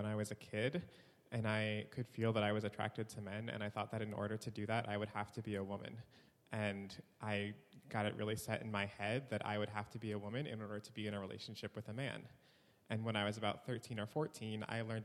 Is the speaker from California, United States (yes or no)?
no; New York, United States; now in Chicago, United States; I'm originally from New York, and I've been living in Chicago